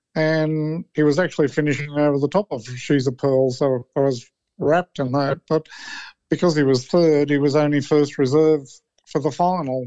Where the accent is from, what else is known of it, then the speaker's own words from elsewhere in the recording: New South Wales, Australia; I'm from New South Wales